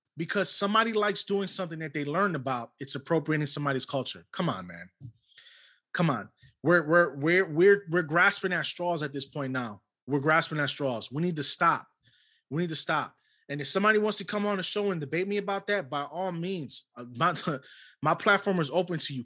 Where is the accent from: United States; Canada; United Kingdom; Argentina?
United States; New York City, New York; I was born and raised in New York City